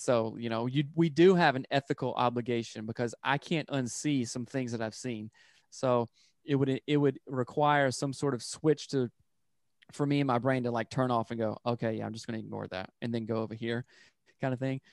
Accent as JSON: {"language": "English", "region": "upstate South Carolina", "country": "United States", "moved": "as an adult", "lives_now": "Seattle, United States", "said": "I'm from South Carolina, and, like, in the upstate area"}